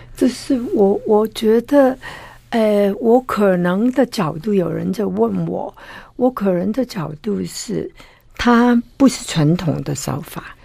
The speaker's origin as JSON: {"language": "Chinese", "region": "Guangdong", "country": "China", "moved": "yes", "lives_now": "Taiwan", "said": "我们广东人就不懂这个"}